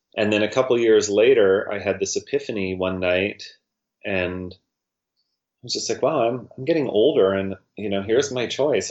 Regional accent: Winlaw, British Columbia, Canada; I'm from Winlaw

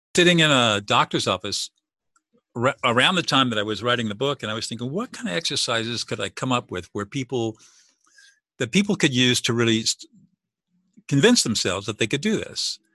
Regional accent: Southern California, United States; I grew up in Southern California

